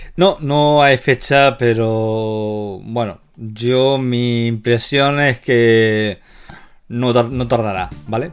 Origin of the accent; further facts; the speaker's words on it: Levante, Spain; yo crecí en el Levante